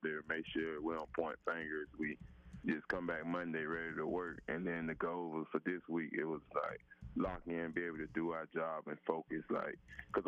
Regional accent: Florida, United States; moved away as an adult; I was originally from Florida

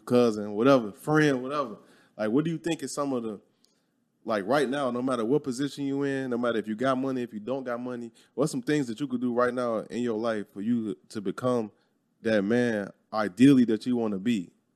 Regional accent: Chicago, Illinois, United States; moved away as an adult; growing up in Chicago, I was never around white people

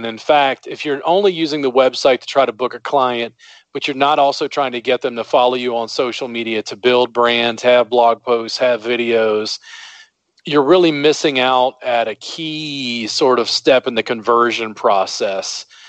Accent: the South, United States; now in Austin, United States; I'm a Southerner

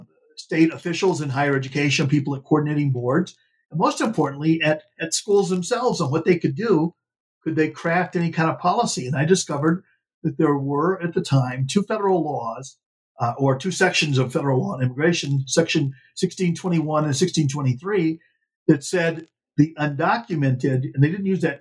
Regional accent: New Mexico, United States; there are actually more Latinos in Illinois than are in my home state of New Mexico

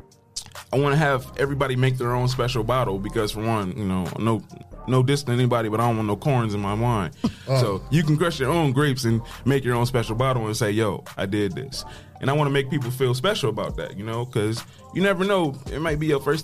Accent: Toledo, Ohio, United States; also born or lived in Detroit, Michigan; moving to Ohio was a better choice. I was here when I was like 9.

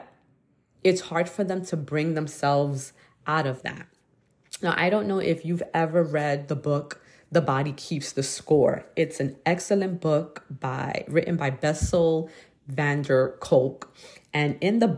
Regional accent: New York City, New York, United States; I was growing up in Brooklyn

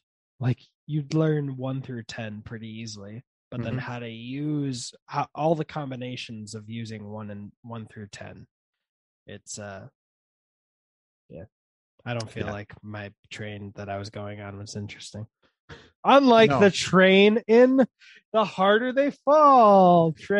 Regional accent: Germany; born there; because I was born in Germany on a US Army base.

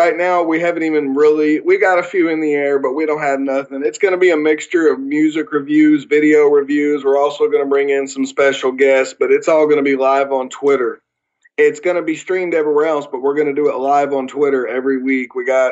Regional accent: the South, United States; accent: Southern; I'm okay with having my southern accent.

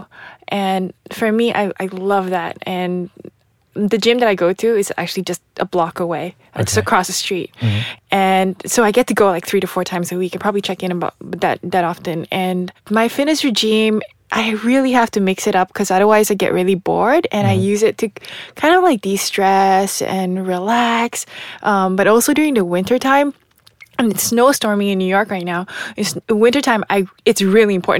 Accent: Malaysia; moved away; growing up in Malaysia

